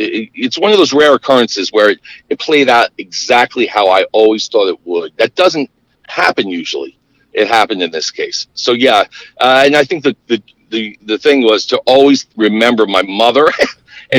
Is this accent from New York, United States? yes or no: yes; outside of New York City, United States; I grew up outside of New York City